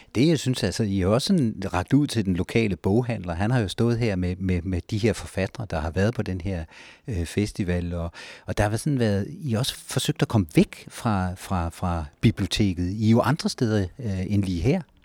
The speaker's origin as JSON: {"language": "Danish", "town": "Ribe", "region": "Southern Denmark", "country": "Denmark", "moved": "as an adult", "lives_now": "Næstved, Denmark", "said": "Jeg kommer fra Ribe"}